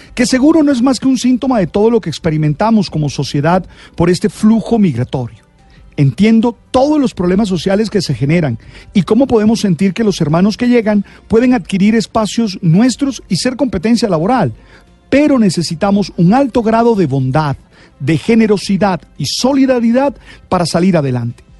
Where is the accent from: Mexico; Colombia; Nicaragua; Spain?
Colombia; no todos los colombianos somos narcotraficantes